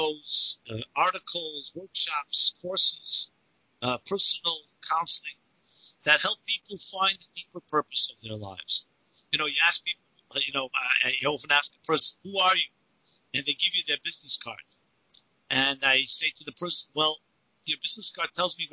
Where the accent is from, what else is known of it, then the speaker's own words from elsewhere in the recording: New York City, New York, United States; I'm born and bred in Brooklyn, New York